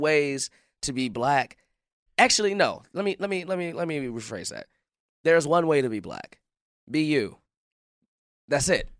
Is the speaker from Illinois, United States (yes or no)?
yes; Chicago, Illinois, United States; I'm from Chicago